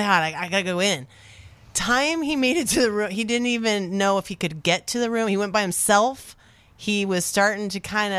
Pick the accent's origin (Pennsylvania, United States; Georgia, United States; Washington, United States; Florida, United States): Washington, United States; we're from Washington